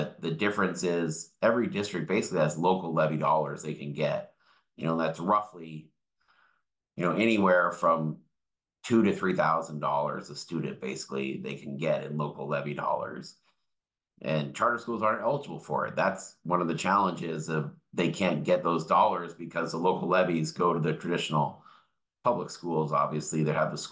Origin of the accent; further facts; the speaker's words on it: Tukwila, Washington, United States; I grew up in Tukwila, which is kind of the town next to the airport in Seattle, and very diverse community.